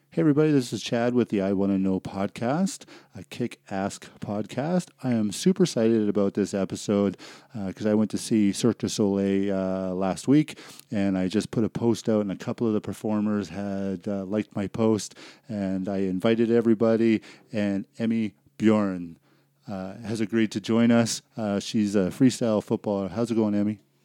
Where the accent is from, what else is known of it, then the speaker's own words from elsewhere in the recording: Vancouver, British Columbia, Canada; moved away; I grew up in Vancouver, and, uh, it's a beautiful city